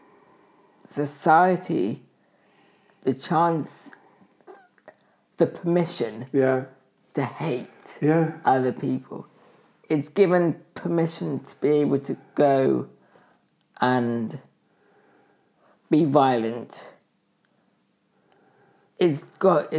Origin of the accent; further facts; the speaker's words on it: United Kingdom; I'm from the UK